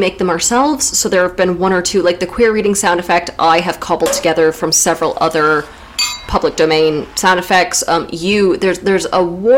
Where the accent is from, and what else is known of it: United States; accent: American; moved away as an adult; now in United Kingdom